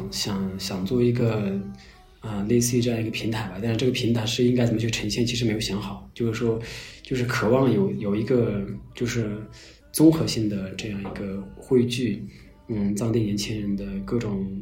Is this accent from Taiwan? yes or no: no; Qinghai, China; also born or lived in Beijing; 我是嗯在青海藏区的牧区长大，啊，后来上大学上了呃两个月就退学去北京工作生活，然后又回到青海就开始做独立出版物